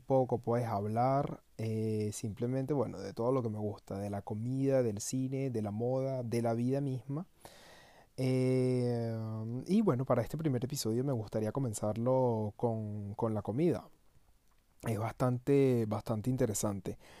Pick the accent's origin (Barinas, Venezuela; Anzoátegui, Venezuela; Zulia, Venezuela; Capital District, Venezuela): Capital District, Venezuela; Caracas; moved away as an adult; now in France; Caracas, a mi ciudad natal, y, y me, me trasladó a esos momentos en los que yo iba para el liceo